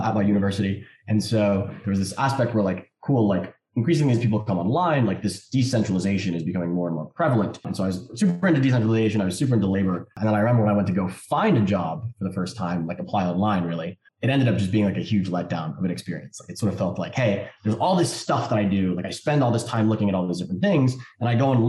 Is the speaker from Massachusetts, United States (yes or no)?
no; New York City, New York, United States; I grew up in New York City